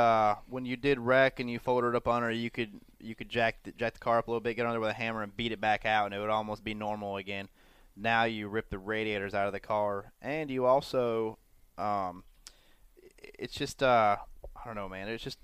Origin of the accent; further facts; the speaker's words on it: Pennsylvania, United States; where I was born in Pennsylvania